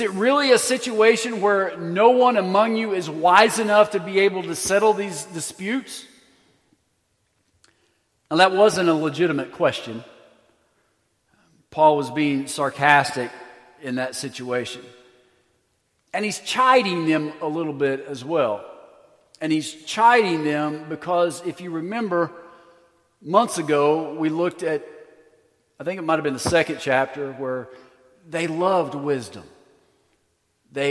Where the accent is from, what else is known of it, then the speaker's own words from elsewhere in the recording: United States; we as American Christians